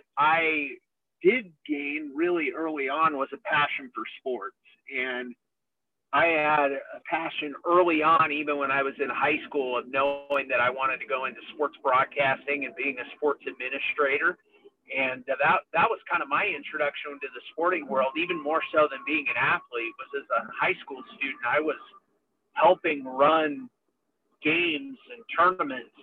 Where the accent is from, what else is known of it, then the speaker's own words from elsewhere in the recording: Logandale, Nevada, United States; I actually grew up in a small town in southern Nevada, about an hour north of St. George, or an hour south of St. George, hour north of Las Vegas, a small town called Logandale.